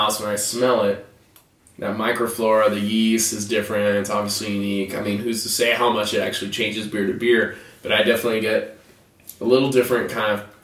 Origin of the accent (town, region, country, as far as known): United States